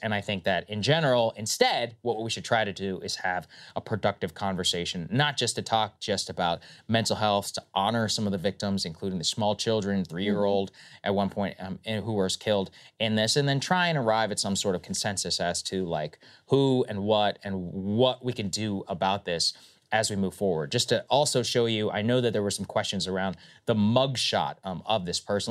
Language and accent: English; Texas, United States; I am from Texas